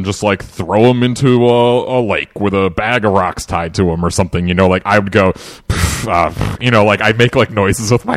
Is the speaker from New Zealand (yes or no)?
no; New England, United States; I was born and raised in New England